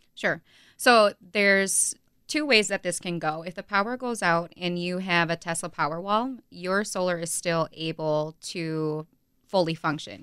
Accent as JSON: {"language": "English", "town": "Neosho", "region": "Wisconsin", "country": "United States", "tie": "born or raised there", "also_born_or_lived": "Hartford, Wisconsin", "said": "I grew up in, like, Neosho area"}